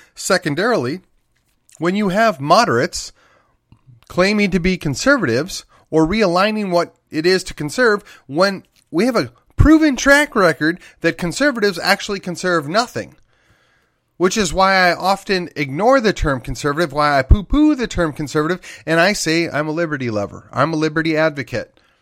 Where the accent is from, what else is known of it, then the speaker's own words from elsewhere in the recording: Wisconsin, United States; my home state of Wisconsin